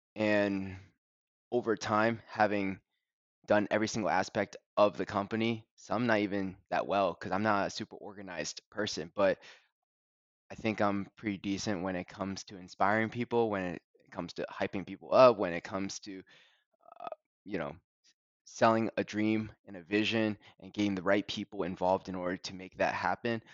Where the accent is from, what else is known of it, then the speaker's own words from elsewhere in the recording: University of Delaware town, United States; I grew up in the University of Delaware town